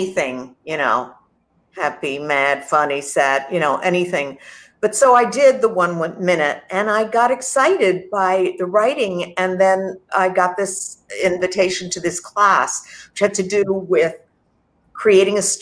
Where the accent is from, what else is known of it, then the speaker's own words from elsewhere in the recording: New York, United States; growing up in New York